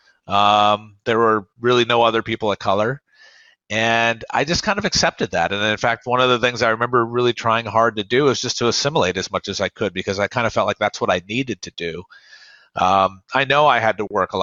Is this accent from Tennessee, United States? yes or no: yes; Oak Ridge, Tennessee, United States; My hometown, Oak Ridge, Tennessee, was segregated